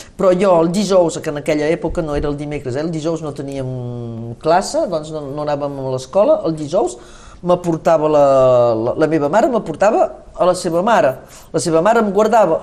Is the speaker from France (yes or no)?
yes; Saint-Nazaire, Occitania, France; el meu poble de Sant Nazari